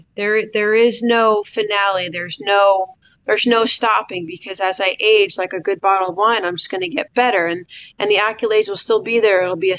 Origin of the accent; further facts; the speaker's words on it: East Coast, United States; being East Coasters, we grew up on Wood Lane. So that was built in my DNA.